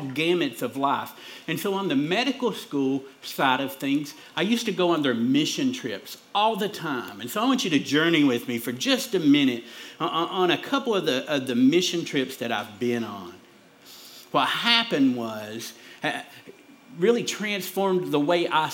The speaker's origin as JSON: {"language": "English", "town": "Pikeville", "country": "United States", "said": "I'm from Pikeville, or we say Pikeville, right? But I'm from up there, me and my wife"}